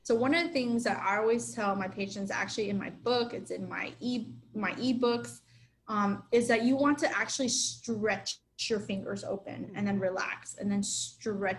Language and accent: English; Miami, Florida, United States; I'm a Miami girl